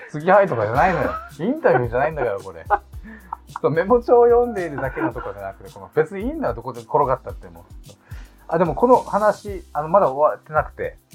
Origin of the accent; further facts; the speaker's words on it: Okinawa, Japan; やっぱ沖縄出身だし